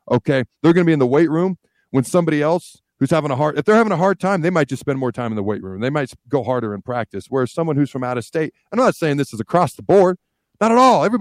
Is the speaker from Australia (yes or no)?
no; Washington, United States; also born or lived in Hastings, Nebraska; I was born in Hastings, moved to the state of Washington when I was three, grew up in the state of Washington.